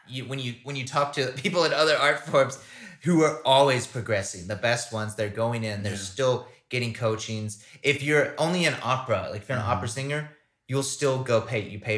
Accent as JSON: {"language": "English", "town": "Hickory", "region": "North Carolina", "country": "United States", "tie": "born or raised there", "said": "I'm going to start in my hometown."}